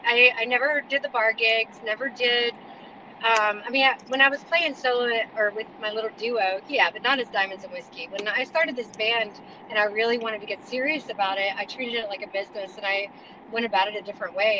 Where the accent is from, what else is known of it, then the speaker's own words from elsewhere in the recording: Charlotte, North Carolina, United States; we are from Charlotte, North Carolina. I'm a Carolina girl, born and raised